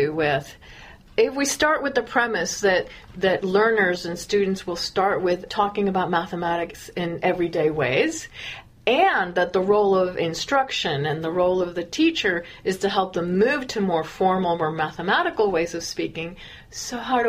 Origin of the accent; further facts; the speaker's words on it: California, United States; I'm from California, which I am